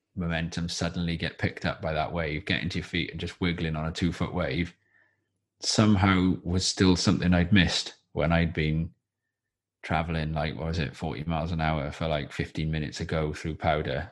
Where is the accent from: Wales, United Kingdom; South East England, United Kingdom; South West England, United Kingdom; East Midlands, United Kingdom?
Wales, United Kingdom; also born or lived in Watford; when I was growing up in, in, in, you know, in Wales and younger